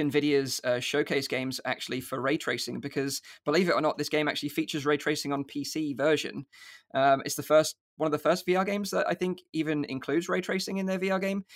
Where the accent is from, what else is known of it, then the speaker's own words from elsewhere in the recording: United Kingdom; accent: UK; my U K accent